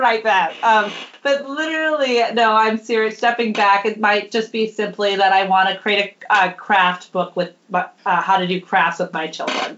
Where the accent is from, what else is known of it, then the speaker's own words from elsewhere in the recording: Minnesota, United States; now in Oakland, United States; I'm from Minnesota originally